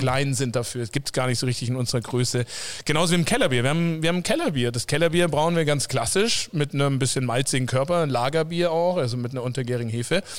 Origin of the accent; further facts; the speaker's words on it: south of Munich, Bavaria, Germany; moved away as an adult; also born or lived in Coburg / Vancouver; ich selber bin eigentlich äh, aus dem Süden von München, da aufgewachsen